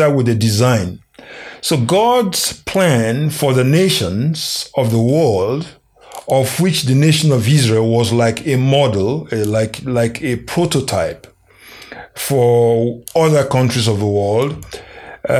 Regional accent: Nigeria; moved away; my home country, Nigeria.

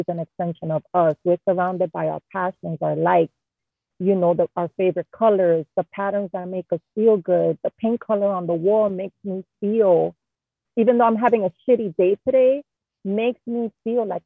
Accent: New York City, New York, United States; born and raised in Jamaica, Queens

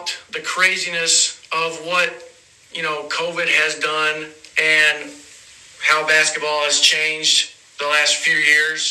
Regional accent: Nashville, Tennessee, United States; moved away as an adult; now in Michigan, United States; I'm from Nashville, Tennessee. Well, right outside Nashville

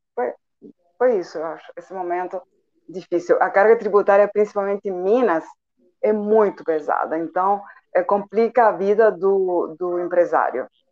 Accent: Santiago, Santiago Metropolitan Region, Chile; first language Spanish; Portuguese is a second language; moved away as an adult; also born or lived in São Paulo, Brazil; now in Itajubá, Brazil; eu sou de outro país, sou do Chile, é, de Santiago

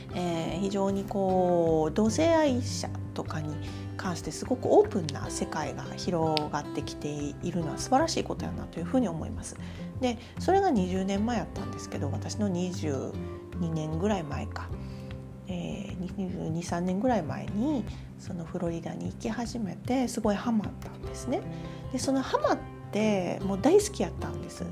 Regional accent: Kobe, Hyogo, Japan; 私は神戸で育ったのでヤシの木があるような環境なんてなかったわけです

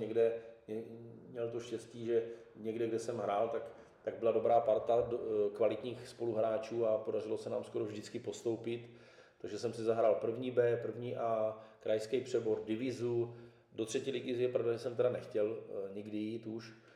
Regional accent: Brno, South Moravian Region, Czechia; z paneláku jsem vyrůstal v Židednicích

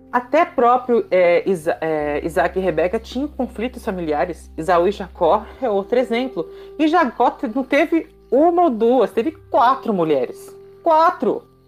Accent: Brazil

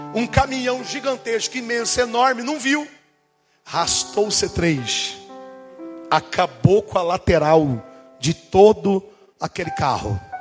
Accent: Brazil; also born or lived in Portugal

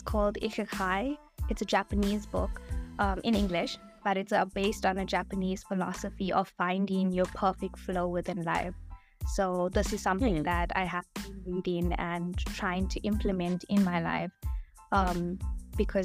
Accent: South Africa; a proud South African despite my Indian heritage

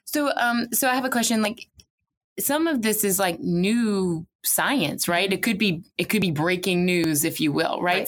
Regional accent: Houma, Louisiana, United States; I grew up in Houma

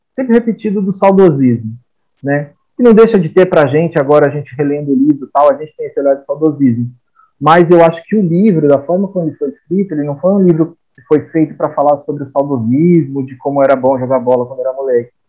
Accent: Brazil; a gente como brasileiro aí, como colonizado

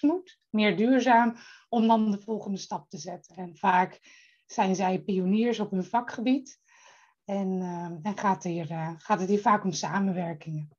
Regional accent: Friesland, Netherlands; now in Bussum, Netherlands; ik kom oorspronkelijk uit Friesland.

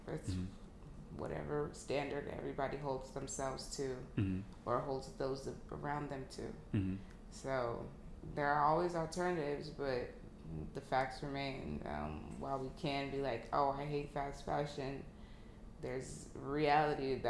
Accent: New Jersey, United States; moved away as an adult; now in Houston, United States; I am from New Jersey. Born Nigerian American, family came here a few months shy of me being born from Nigeria, but I was born and raised in New Jersey

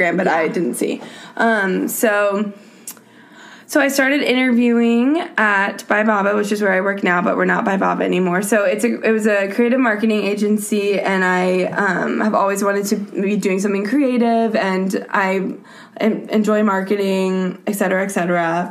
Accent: Houston, Texas, United States; moved away as an adult; now in New York, United States; I grew up in Texas

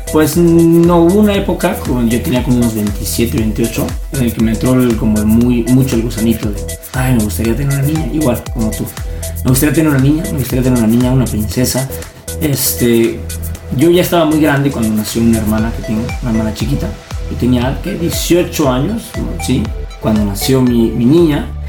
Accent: Zihuatanejo, Guerrero, Mexico; moved away; vivimos en un pueblito así, eh, chiquito, yo soy de Ixtapa, de Cihuatanejo

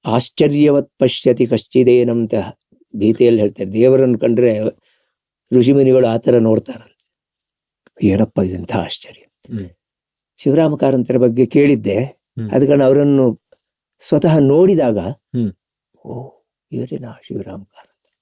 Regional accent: Subrahmanya, Karnataka, India; also born or lived in Koppa / Puttur; ಒಂದು ದಿವ್ಯವಾದಂತಹ ಸ್ಥಳ ಅದು ಎರಡೂ ಅರ್ಥದಲ್ಲಿ ಪ್ರಾಕೃತಿಕವಾಗಿಯೂ ಹೌದು ಮತ್ತೆ ಆಧ್ಯಾತ್ಮಿಕವಾಗಿಯೂ ಹೌದು ಧಾರ್ಮಿಕವಾಗಿಯೂ ಹೌದು ಬಹಳ ಒಂದು ಬಹಳ ಒಂದು ಒಳ್ಳೆಯ ಸ್ಥಳ ಅದು ಅಲ್ಲಿ ನಾನು ಬೆಳೆದೆ

